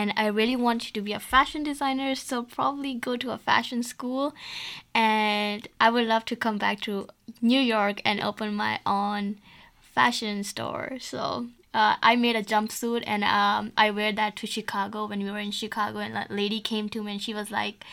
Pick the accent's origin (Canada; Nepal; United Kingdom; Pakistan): Pakistan; I'm from Pakistan